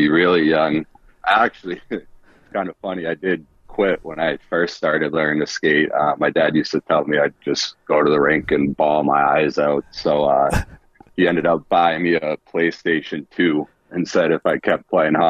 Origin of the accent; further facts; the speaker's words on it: Acton, Massachusetts, United States; I'm from Acton, Massachusetts, a small suburb, probably 45 minutes or so west of Boston. Yeah, moved there at a pretty young age